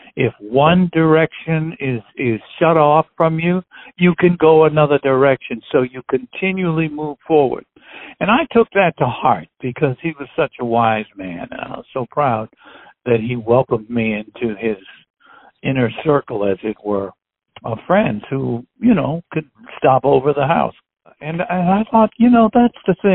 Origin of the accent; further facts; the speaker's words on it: Chicago, Illinois, United States; I was born in Chicago